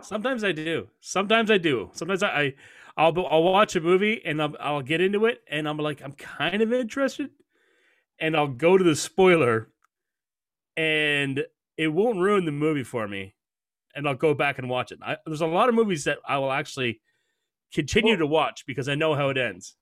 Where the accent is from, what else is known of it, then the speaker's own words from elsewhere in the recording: Canada; I'm a Canadian